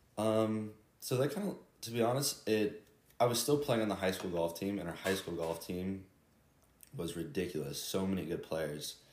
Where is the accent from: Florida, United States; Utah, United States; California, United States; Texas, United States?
Florida, United States; Jacksonville; I'm from Jacksonville, Florida, and I live right by the beach in a place called Ponte Beach